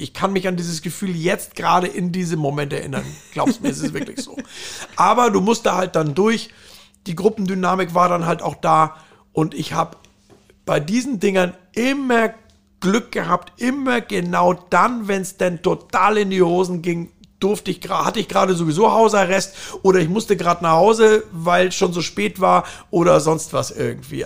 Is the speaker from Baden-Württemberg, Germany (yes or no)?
no; Fürstenfeldbruck, Bavaria, Germany; also born or lived in Saarland; now in Hamburg, Germany; aufgewachsen bin ich dann in Bayern, was letztendlich in der Nähe von München